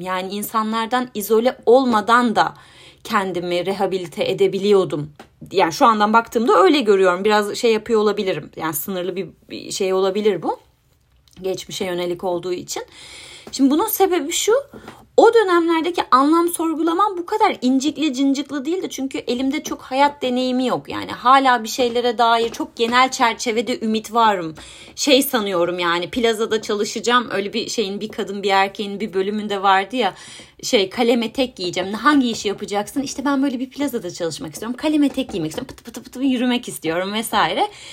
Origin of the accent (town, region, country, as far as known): Turkey; moved away